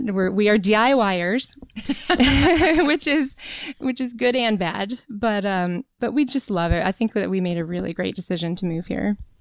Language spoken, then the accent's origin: English; North Carolina, United States; moved away as an adult; also born or lived in Raleigh, North Carolina; now in Charlottesville, United States; I'm actually originally from North Carolina. That's where I was okay. born and grew up